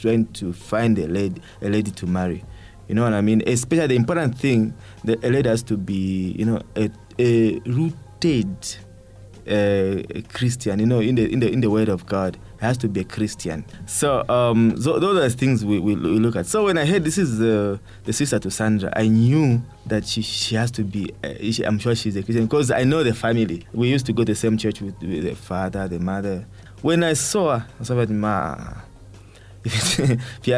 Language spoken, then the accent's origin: English; Chingola, Copperbelt Province, Zambia; moved away as an adult; My hometown is Chingola